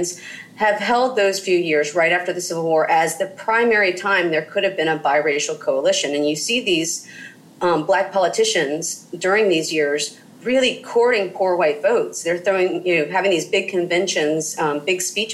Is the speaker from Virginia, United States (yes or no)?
no; Southern Mississippi, United States; I grew up in student housing in Southern Mississippi. But growing up in Southern Mississippi, I was the minority